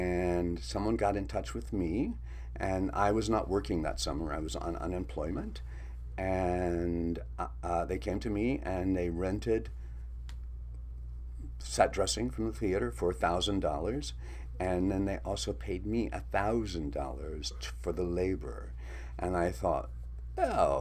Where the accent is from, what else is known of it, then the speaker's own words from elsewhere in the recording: Greenville, South Carolina, United States; moved away as an adult; also born or lived in New York; now in Los Angeles, United States; South Carolina, Greenville, South Carolina.